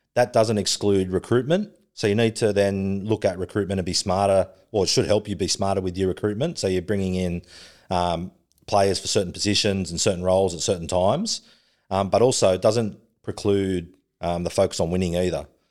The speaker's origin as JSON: {"language": "English", "town": "Sydney", "region": "New South Wales", "country": "Australia", "tie": "born or raised there", "also_born_or_lived": "Melbourne", "said": "I grew up in Western Sydney."}